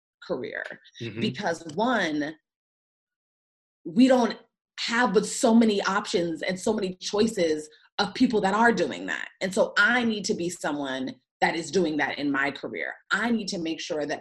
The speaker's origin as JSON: {"language": "English", "town": "Gaithersburg", "region": "Maryland", "country": "United States", "tie": "born or raised there", "also_born_or_lived": "Washington, D.C.", "moved": "as an adult", "lives_now": "Los Angeles, United States", "said": "So I grew up in the suburbs of DC. So I grew up in Gaithersburg, Maryland"}